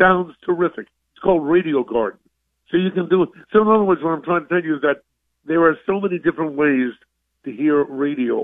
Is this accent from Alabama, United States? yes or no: no; New York City, New York, United States; I'm a kid from New York. I'm a Brooklyn kid